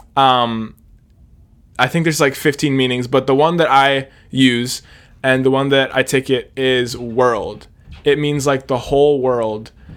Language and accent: English; Hershey, Pennsylvania, United States; I am seventeen. I'm from Hershey, Pennsylvania